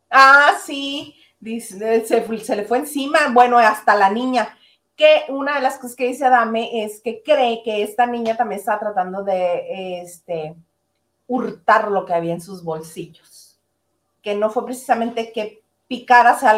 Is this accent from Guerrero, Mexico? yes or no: no; El Fuerte, Sinaloa, Mexico; moved away; also born or lived in Los Mochis, Sinaloa; soy de Sinaloa, como les ha dicho Isa, yo soy del Fuerte Sinaloa.